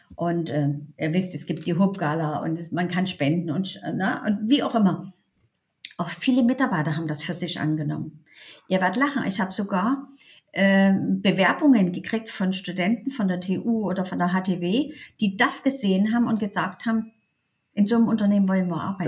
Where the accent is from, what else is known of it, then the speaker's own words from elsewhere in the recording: Dresden, Saxony, Germany; accent: Sächsisch; moved away as an adult; also born or lived in Berlin; wieder in meiner Heimatstadt